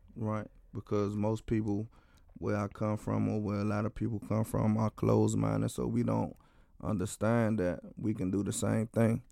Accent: Washington, District of Columbia, United States; I'm from Washington, D C, um, in a Deanwood community.

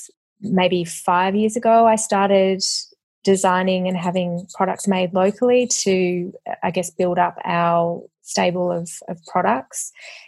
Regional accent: Melbourne, Victoria, Australia; also born or lived in Perth / Brisbane; I was born in Perth and moved with my parents and brother to Brisbane and then later to Melbourne.

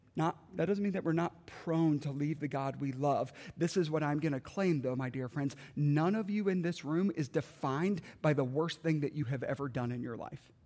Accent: South Carolina, United States; moved away; I grew up in South Carolina

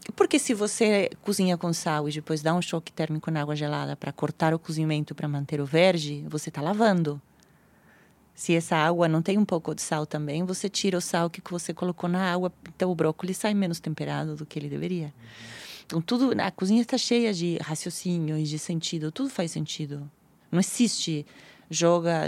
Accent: Argentina; Portuguese is a second language; now in Brazil; eu sou argentina

